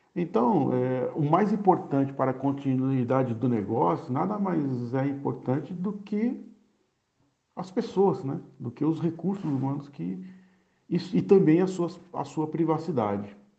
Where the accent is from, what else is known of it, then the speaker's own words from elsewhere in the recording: Santos, São Paulo, Brazil; moved away as an adult; now in Minas Gerais, Brazil; Sou santista nato e há três anos e meio resido na região metropolitana